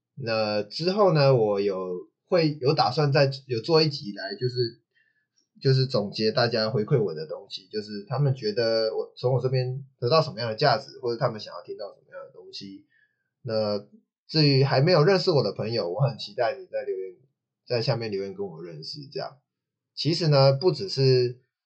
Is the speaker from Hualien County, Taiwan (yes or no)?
no; Taichung, Taiwan; 我台中人